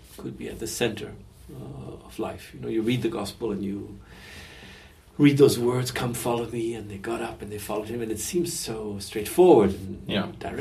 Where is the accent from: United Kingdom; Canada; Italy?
Canada; now in France; I was born in Canada in the 50s